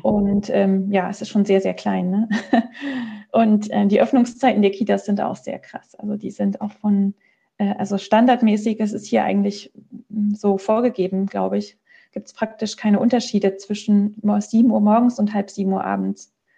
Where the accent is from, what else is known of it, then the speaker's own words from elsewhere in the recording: Germany; moved away as an adult; now in Switzerland; ich komme aus Deutschland